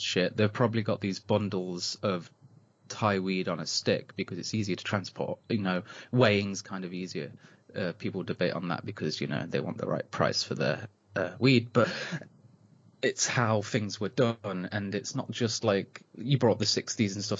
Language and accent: English; Nottinghamshire, East Midlands, United Kingdom; I'm from the Robin Hood land of England